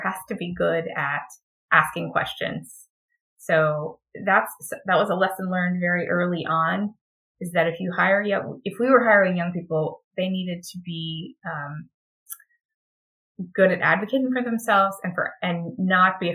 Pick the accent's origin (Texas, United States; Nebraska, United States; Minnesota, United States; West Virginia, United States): Texas, United States; I'm from Texas